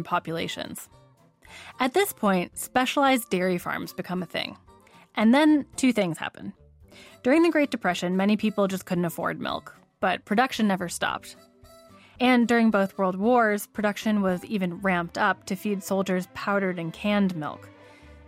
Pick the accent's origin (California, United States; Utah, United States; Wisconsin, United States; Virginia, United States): Wisconsin, United States; I also grew up literally surrounded by milk. I'm from Wisconsin, the state known as America's